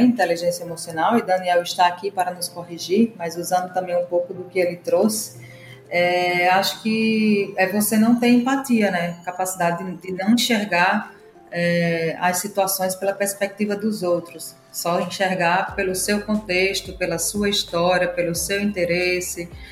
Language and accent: Portuguese; Natal, Rio Grande do Norte, Brazil; moved away as an adult; now in São Paulo, Brazil; já criei dois micronegócios em Natal e cidade onde cresci. Estou há oito anos morando em São Paulo